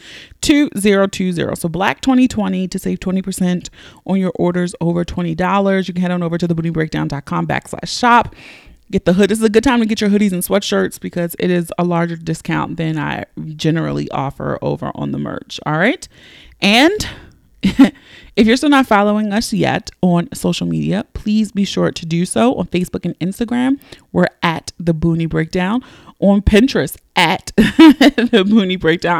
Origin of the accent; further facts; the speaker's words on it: Baltimore, Maryland, United States; accent: Philly/Baltimore; I'm from Baltimore.